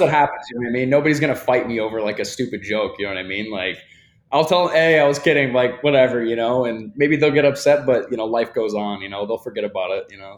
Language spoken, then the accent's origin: English; Michigan, United States; now in Miami, United States; I'm from Michigan, right? I grew up with very little opportunity in comparison to Miami, right?